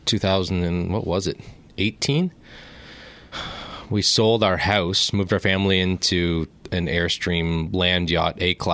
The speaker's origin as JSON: {"language": "English", "town": "Zurich", "region": "Ontario", "country": "Canada", "tie": "born or raised there", "also_born_or_lived": "Victoria", "said": "Yeah, I'm from the Zurich area. Okay. I grew up on an organic farm there."}